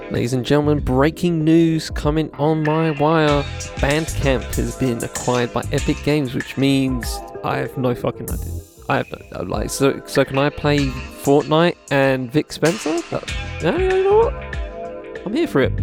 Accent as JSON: {"language": "English", "country": "United Kingdom", "said": "I live in UK, I'm British"}